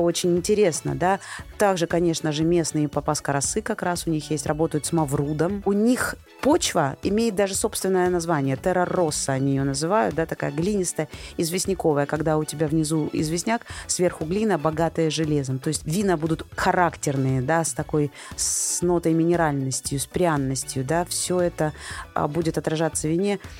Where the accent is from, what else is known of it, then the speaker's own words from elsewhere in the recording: Rostov-on-Don, Rostov Oblast, Russia; я просто из Ростова